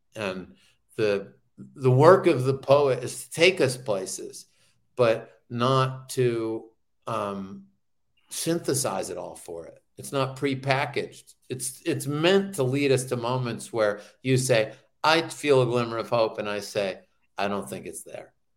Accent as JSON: {"language": "English", "region": "New Hampshire", "country": "United States", "tie": "born or raised there", "said": "growing up in New Hampshire"}